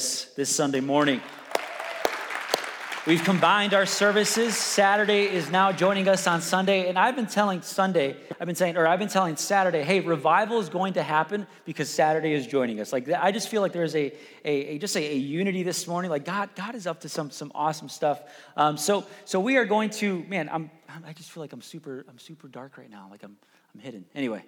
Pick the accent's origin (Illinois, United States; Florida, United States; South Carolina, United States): Illinois, United States; Chicago; I grew up in Chicago